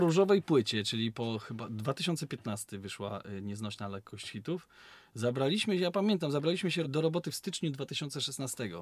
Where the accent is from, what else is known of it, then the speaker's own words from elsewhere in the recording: Szczecin, West Pomeranian Voivodeship, Poland; My, my pochodzimy z takiego miasta, które y, jest na Dzikim Zachodzie, nazywa się Szczecin